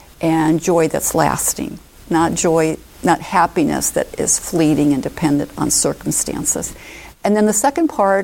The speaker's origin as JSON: {"language": "English", "town": "Omaha", "region": "Nebraska", "country": "United States", "tie": "born or raised there", "said": "I moved back to my hometown is Omaha"}